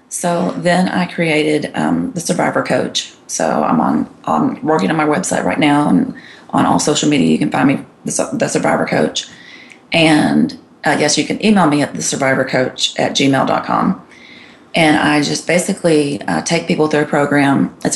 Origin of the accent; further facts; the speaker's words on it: Texas, United States; But so anyway, I grew up in Texas and here I am in Georgia.